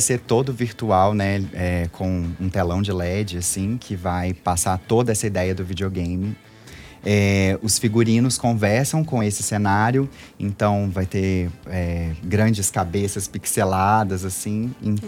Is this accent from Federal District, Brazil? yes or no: no; Belo Horizonte, Minas Gerais, Brazil; Eu sou daqui de Belo Horizonte mesmo